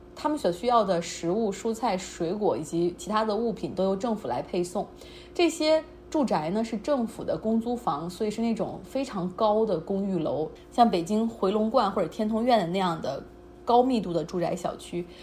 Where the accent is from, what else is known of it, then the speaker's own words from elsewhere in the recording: China; 我们中国人